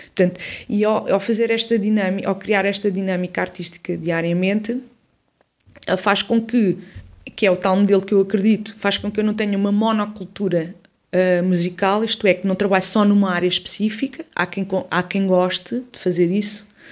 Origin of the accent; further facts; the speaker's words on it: Odivelas, Lisbon, Portugal; also born or lived in Campo de Ourique, Lisbon; cresci em Odivelas, sou de Lisboeta, do centro de Lisboa, Campo, Campo de Orique